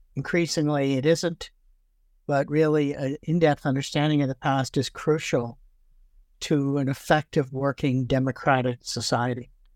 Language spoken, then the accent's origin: English; Toronto, Ontario, Canada; also born or lived in Brooklyn, New York / Fredericton, New Brunswick; now in Victoria, Canada; I actually grew up in Toronto